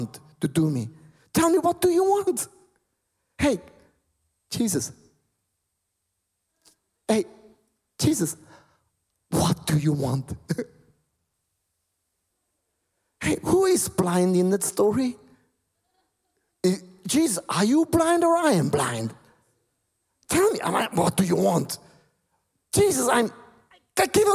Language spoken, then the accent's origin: English; Switzerland; English is a second language; My English is, you can hear, I'm from Switzerland.